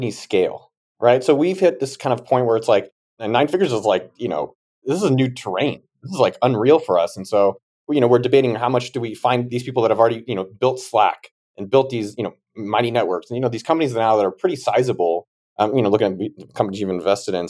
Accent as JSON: {"language": "English", "area": "Bay Area", "region": "California", "country": "United States", "moved": "yes", "said": "I'm from the Bay Area."}